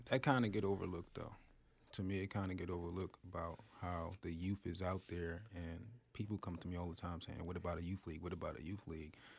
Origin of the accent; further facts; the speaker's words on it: Philadelphia, Pennsylvania, United States; I grew up in North Philly, uh, twenty-fifth and Allegheny.